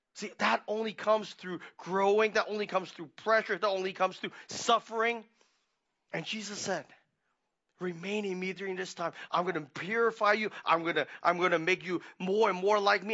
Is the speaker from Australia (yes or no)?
no; Hong Kong; moved away; we were growing up in Hong Kong